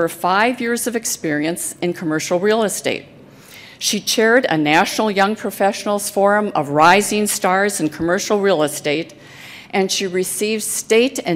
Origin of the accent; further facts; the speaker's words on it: Minnesota, United States; here in my home state of Minnesota